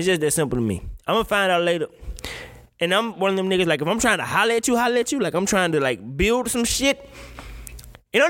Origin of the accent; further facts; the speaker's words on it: Mississippi, United States; I'm from Mississippi